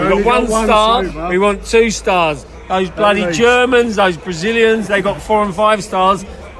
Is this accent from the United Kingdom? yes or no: yes; England, United Kingdom; as an Englishman